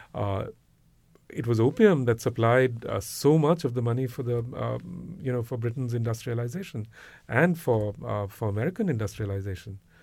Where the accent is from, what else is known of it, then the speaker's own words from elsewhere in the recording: India; growing up in India